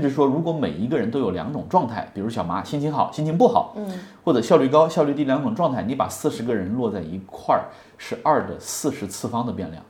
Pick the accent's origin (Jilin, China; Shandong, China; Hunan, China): Hunan, China; moved away; 那我是湖南人